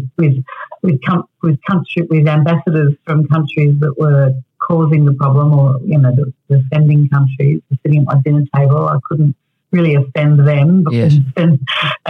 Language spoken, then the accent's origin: English; Australia; also born or lived in Berlin, Germany; being an Australian